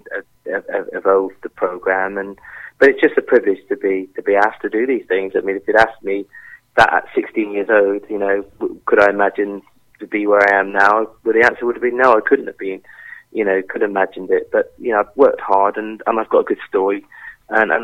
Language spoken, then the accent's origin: English; Devon, South West England, United Kingdom; moved away as an adult; also born or lived in Paris; we're from Devon. We're in an amazing place.